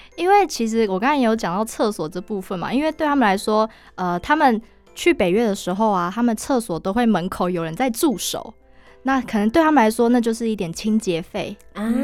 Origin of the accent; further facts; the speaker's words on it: Taiwan; 我们台湾人的口味